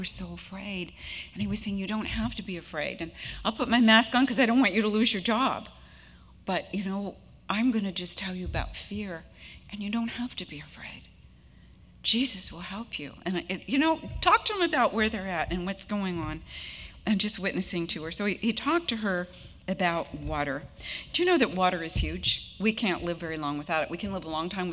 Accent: Southern California, United States; I'm from Southern California

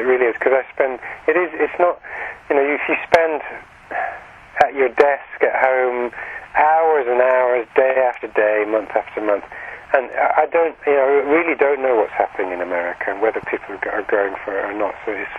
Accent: Scotland, United Kingdom; I am Scottish, you see.

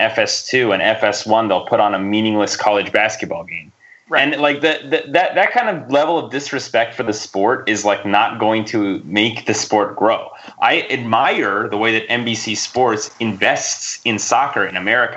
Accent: United States; We are American soccer fans

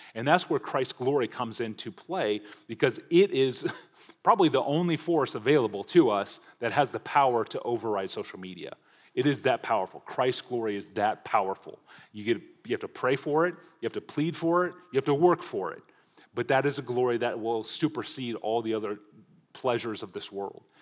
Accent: Omaha, Nebraska, United States; I grew up in Omaha, Nebraska

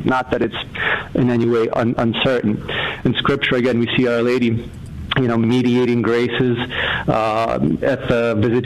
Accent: Massachusetts, United States; I'm from Massachusetts here

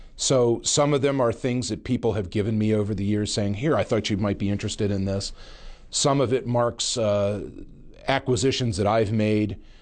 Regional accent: Pennsylvania, United States; my home state of Pennsylvania.

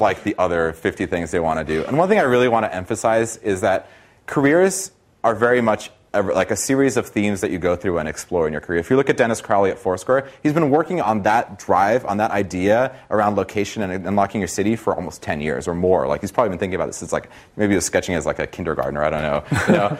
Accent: Brazil; now in United States; I'm from Brazil originally

